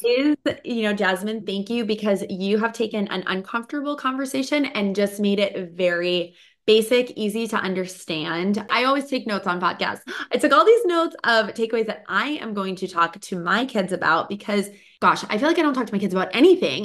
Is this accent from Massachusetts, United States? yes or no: yes; Boston, Massachusetts, United States; now in California, United States; I grew up in Boston